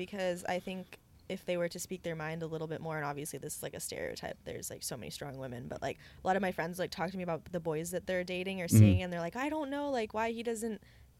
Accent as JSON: {"language": "English", "town": "Santa Cruz", "region": "California", "country": "United States", "said": "I'm from Santa Cruz, guys, if anyone didn't know."}